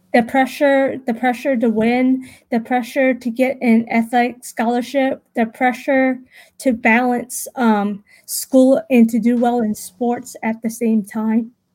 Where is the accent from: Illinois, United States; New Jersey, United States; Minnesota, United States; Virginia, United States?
Virginia, United States; Richmond; I was born and raised in Richmond, Virginia, also known as Henrico, Virginia